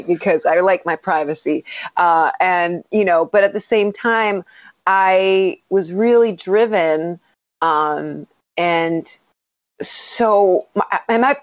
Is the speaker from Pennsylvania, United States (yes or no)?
no; Strongsville, Ohio, United States; moved away as an adult; now in Los Angeles, United States; when I was growing up in Ohio